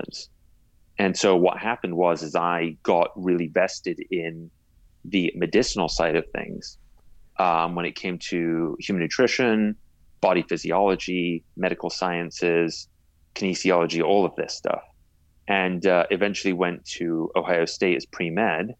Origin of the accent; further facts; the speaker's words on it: England, United Kingdom; I was born in England and I grew up there